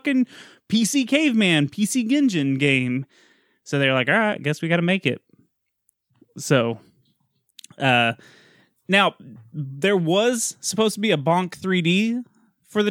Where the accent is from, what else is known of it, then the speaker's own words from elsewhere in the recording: Texas, United States; I'm Texan